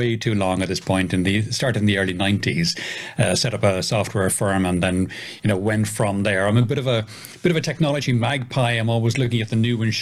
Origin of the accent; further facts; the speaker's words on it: Ireland; also born or lived in south of Spain; now in Spain; I'm originally Irish